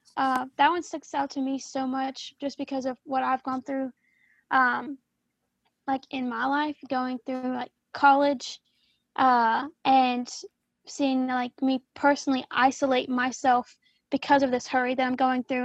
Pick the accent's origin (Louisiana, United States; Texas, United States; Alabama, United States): Louisiana, United States; I am a junior now at Baylor and I am from Louisiana